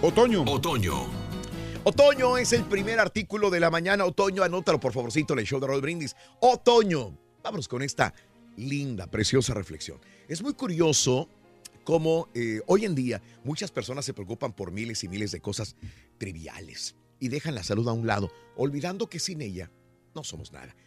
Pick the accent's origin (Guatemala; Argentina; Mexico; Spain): Mexico; Los que somos mexicanos